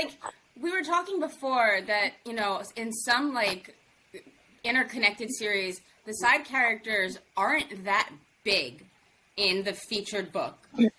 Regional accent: New Jersey, United States; I'm from Jersey, so.

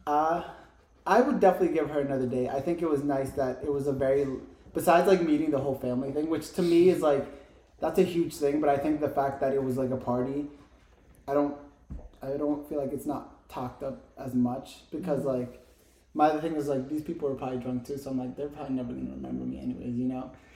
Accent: New Jersey, United States; now in Tucson, United States; I'm from Jersey

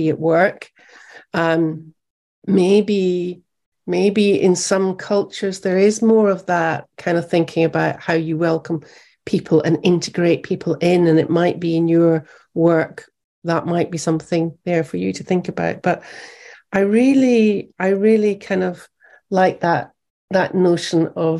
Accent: United Kingdom; moved away as an adult; also born or lived in America; me being British

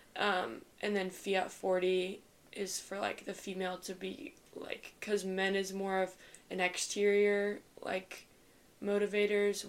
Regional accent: Shawnee, Kansas, United States; I'm from Shawnee, Kansas, which is an hour from Benedictine

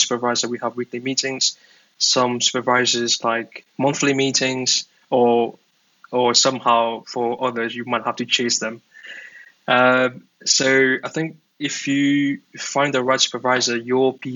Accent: Mauritius; now in Dublin, Ireland; I'm from Mauritius.

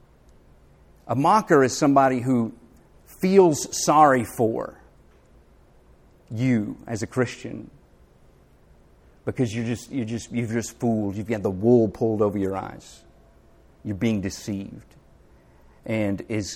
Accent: the South, United States; accent: Southern; also born or lived in Philadelphia; I couldn't wait to get back to the South. But I found that if I dialed up my Southern accent

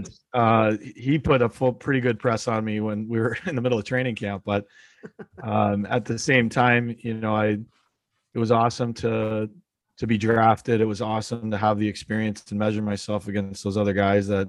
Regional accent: Niagara Falls, Ontario, Canada; I'm originally from Niagara Falls, Ontario. I grew up playing my hometown.

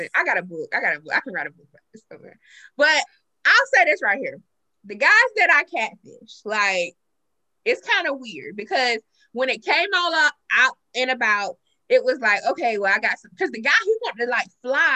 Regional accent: South Carolina, United States; I'm from South Carolina. We're from South Carolina. Well, I'm from South Carolina.

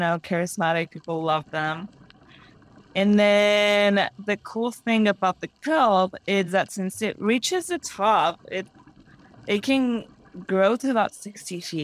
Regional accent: Mexico City, Mexico; moved away; I'm native from Mexico. I was born and raised in Mexico City

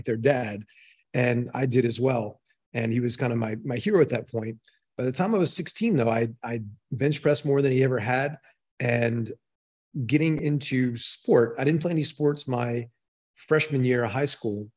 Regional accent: Maryland, United States; moved away as an adult; also born or lived in Fort Collins, Colorado; I grew up in Maryland, really small town

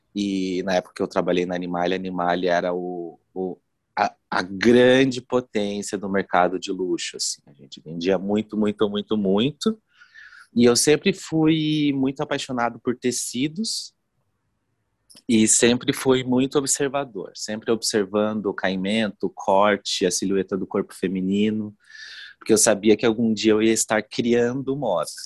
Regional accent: Foz do Iguaçu, Paraná, Brazil; moved away as an adult; now in Curitiba, Brazil; eu sou de Foz do Iguaçu, moro em Curitiba fazem 15 anos. Eu vim fazer faculdade de moda aqui

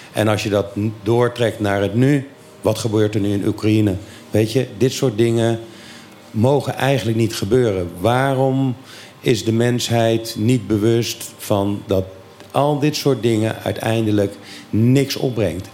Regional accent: Curaçao; Ik ben opgegroeid op Curaçao

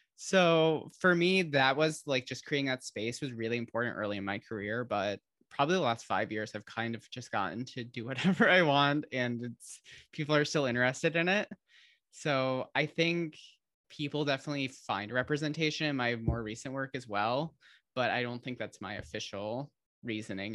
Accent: Holland, Michigan, United States; moved away; she's from my hometown

